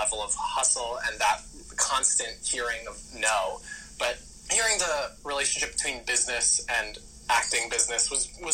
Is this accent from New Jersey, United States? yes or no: yes; North Brunswick, New Jersey, United States; also born or lived in Mississauga, Ontario, Canada; We moved from there to North Brunswick, New Jersey when I was 2 and my brother was 4